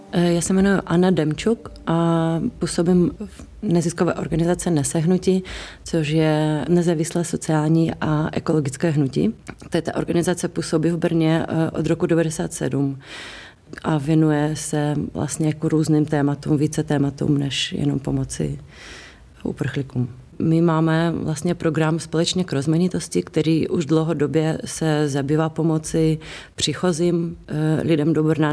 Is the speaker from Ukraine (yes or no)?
yes; Ukraine; now in Czech Republic; jsem z Ukrajiny, měla jsem tam donedávna i rodinu, která už se teďka přestěhovala sem